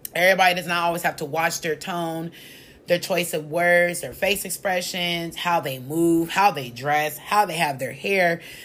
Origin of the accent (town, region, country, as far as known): United States